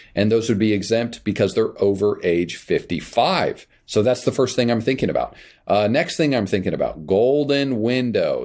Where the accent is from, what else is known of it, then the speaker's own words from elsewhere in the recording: Kansas, United States; moved away; I grew up in Kansas